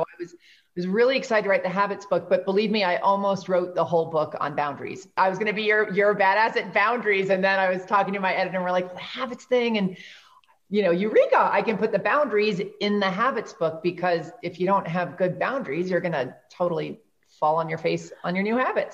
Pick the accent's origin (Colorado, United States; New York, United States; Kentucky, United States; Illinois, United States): New York, United States; I'm from New York.